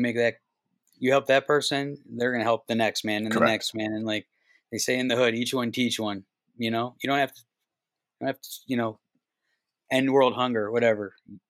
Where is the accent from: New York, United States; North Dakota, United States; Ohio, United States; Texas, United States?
Ohio, United States; Cleveland; I was a kid from Cleveland that like doesn't take anybody's shit.